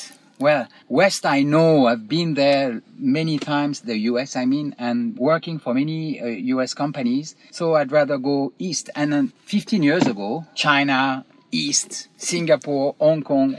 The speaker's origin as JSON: {"language": "English", "town": "Paris", "region": "Île-de-France", "country": "France", "also_born_or_lived": "Chiang Mai, Thailand", "moved": "as an adult", "said": "I am from Paris. And I've been working in Paris for like 25 or 30 years in big corporation."}